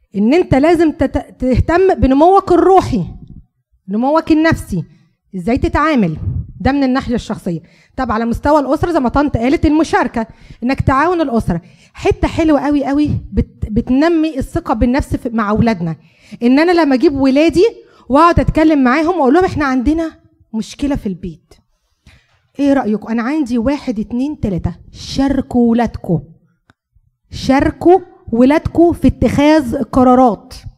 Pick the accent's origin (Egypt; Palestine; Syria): Egypt; moved away; احنا عارفين كمصريين